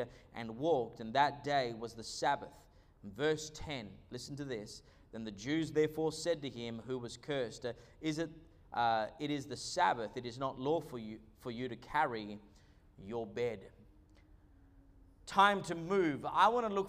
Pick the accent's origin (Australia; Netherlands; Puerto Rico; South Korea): Australia; also born or lived in Argentina; I was born in Australia, moved to Argentina when I was a young boy, and then came back. And so realistically, I've spent most of my time in Australia